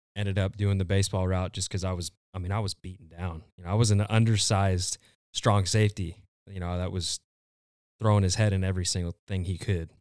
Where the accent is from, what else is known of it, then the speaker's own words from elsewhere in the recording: Gilbert, Arizona, United States; I'm originally from Gilbert, Arizona.